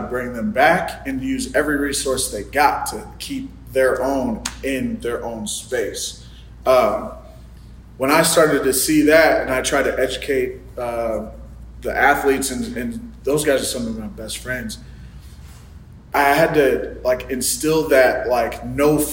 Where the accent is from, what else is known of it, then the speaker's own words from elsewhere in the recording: Rockford, Illinois, United States; also born or lived in Winnebago, Illinois / Chicago, Illinois; I grew up in Rockford, Illinois, very high crime, like super impoverished area. And then moved to Winnebago